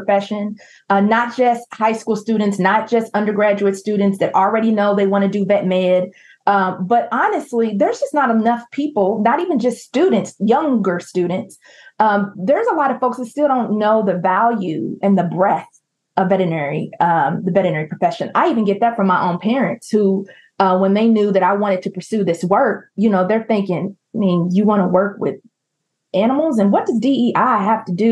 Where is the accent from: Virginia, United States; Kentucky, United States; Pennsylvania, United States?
Kentucky, United States; Louisville; my hometown in Louisville, Kentucky